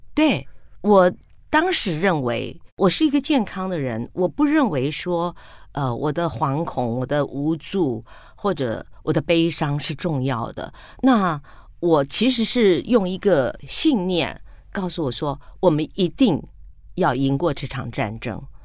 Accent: Taiwan; also born or lived in Penghu (mother's origin); 那时候我搬到客家村庄

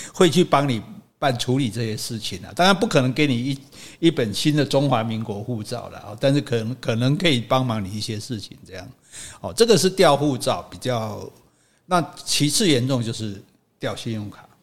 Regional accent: Taiwan; 我们是台湾人

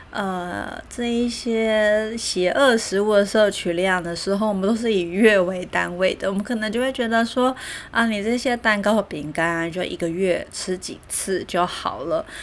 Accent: Taiwan; 我们台湾人

